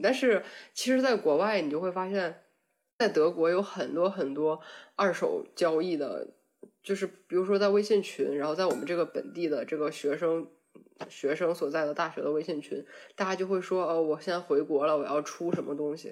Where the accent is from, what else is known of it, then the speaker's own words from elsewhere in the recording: Northeast China, China; moved away as an adult; now in Germany; 作为一个东北人